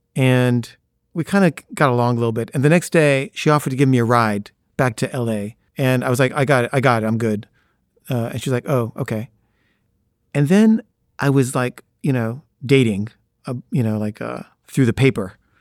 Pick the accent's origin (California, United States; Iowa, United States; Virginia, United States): California, United States; Los Angeles; "Where'd you grow up?" And I say, "L A."